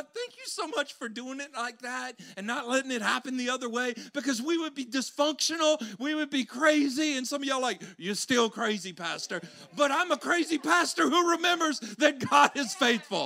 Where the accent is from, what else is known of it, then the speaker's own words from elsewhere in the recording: Louisiana, United States; moved away; I'm from Louisiana